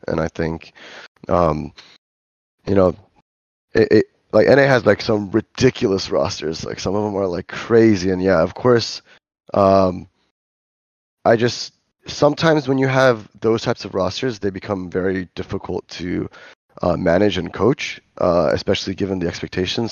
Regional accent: Los Angeles, California, United States; now in Korea; I'm from L

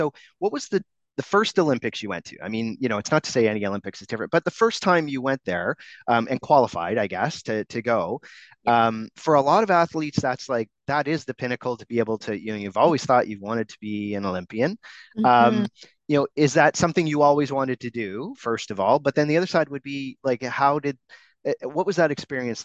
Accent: Canada; I'm Canadian

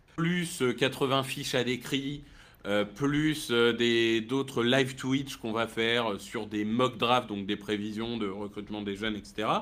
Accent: Amiens, Hauts-de-France, France; je suis né à Amiens

